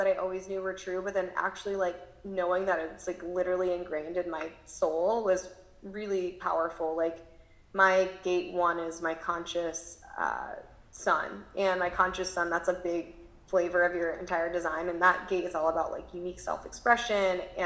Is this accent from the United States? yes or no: yes; Midwest, United States; now in California, United States; growing up in the Midwest and now living in California